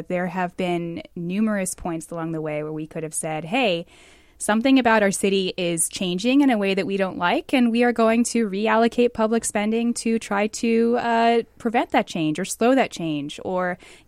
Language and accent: English; Bellevue, Washington, United States; I was born in Bellevue in the early 90s, so technically I'm a lifelong resident.